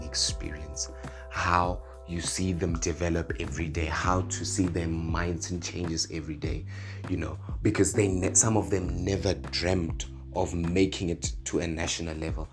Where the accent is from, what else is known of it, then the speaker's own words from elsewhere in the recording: Mokopane, Limpopo, South Africa; Born and raised in Makopane in Limpopo